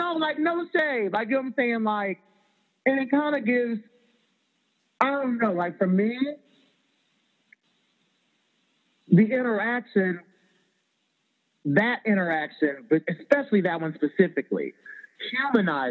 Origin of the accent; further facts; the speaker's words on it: Chicago, Illinois, United States; I'm from Chicago